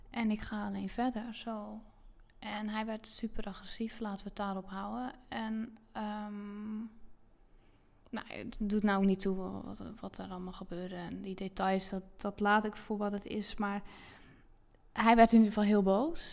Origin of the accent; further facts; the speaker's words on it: Zeelandic Flanders, Netherlands; moved away as an adult; now in Zandvoort area, Netherlands; ik heb dus 30 jaar in zuid vlaanderen gewoond. En ehm, dus dat is uh, het stuk van Zeeland wat tegen België aangeplakt zit.